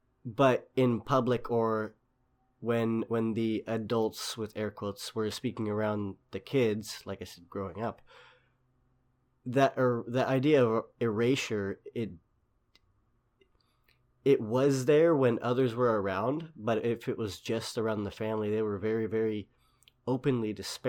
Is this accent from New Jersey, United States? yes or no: no; Sacramento, California, United States; just growing up in Sacramento, on the West Coast of the United States, we've had a fairly liberal background out here.